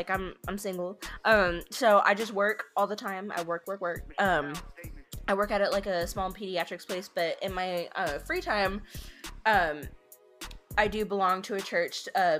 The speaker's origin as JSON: {"language": "English", "town": "Odessa", "region": "Texas", "country": "United States", "said": "I actually come from Texas, but not just Texas, but West Texas. I am out of Odessa."}